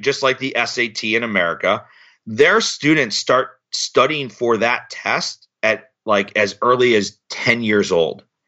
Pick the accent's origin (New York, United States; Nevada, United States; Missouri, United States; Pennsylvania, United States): Missouri, United States; St. Louis; I'm from Saint Louis